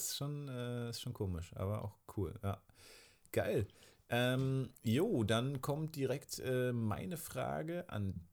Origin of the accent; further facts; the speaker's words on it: East Germany, Germany; Ich glaube, wir sind beide im Osten aufgewachsen.